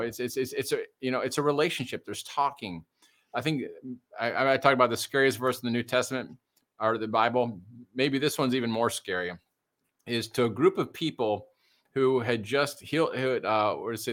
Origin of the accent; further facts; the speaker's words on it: Detroit, Michigan, United States; I grew up in Detroit. Well, it was a white suburb of Detroit